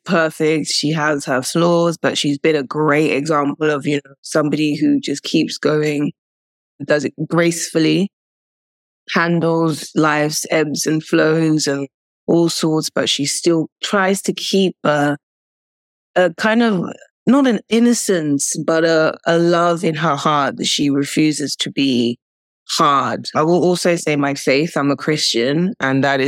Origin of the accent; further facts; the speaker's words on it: United Kingdom; also born or lived in Nigeria; I'm British, Nigerian